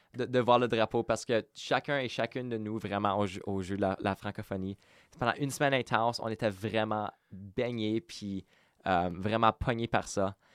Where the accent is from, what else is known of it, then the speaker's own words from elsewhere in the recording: Winnipeg, Manitoba, Canada; first language French; j'ai été élevé au Cré, j'ai été élevé dans à la bibliothèque de Saint-Boniface